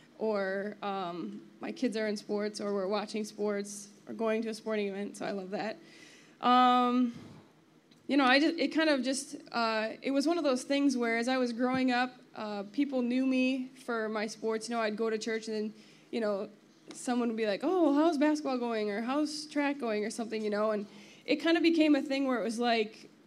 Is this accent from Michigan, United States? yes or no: yes; Grand Rapids, Michigan, United States; I grew up in the Grand Rapids area